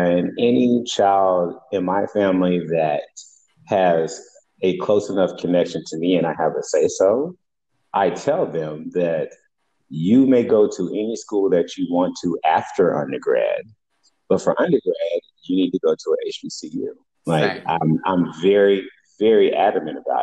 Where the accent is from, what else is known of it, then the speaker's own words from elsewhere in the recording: Atlanta, Georgia, United States; I'm still from Atlanta.